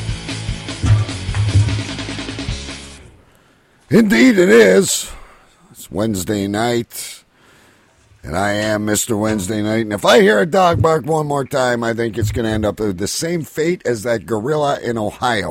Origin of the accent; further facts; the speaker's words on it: Windsor, Ontario, Canada; my hometown here in Windsor